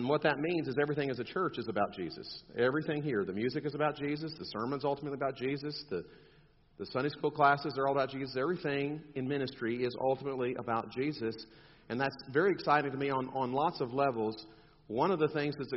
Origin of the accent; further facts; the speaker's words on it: South Texas, United States; I'm from South Texas